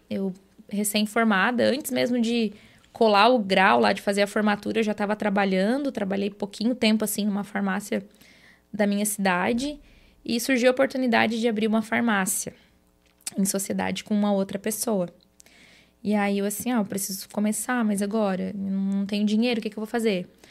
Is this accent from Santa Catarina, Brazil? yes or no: yes; Jacinto Machado, Santa Catarina, Brazil; now in Araranguá, Brazil; Eu sou natural de Jacinto Machado, lá uma cidadezinha, né, para quem é, não conhece, tem pouco mais de 9 mil habitantes, então nasci, me criei lá, né? Vim para Araranguá quando eu casei